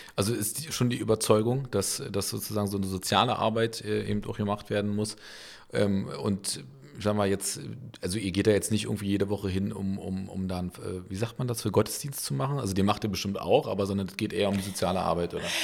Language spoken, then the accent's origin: German; Berlin, Germany; als geborener Köpenicker aus Berlin